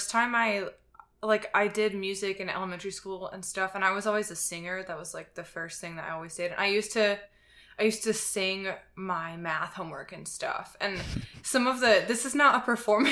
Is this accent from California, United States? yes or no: no; Atlanta, Georgia, United States; moved away; I'm from Atlanta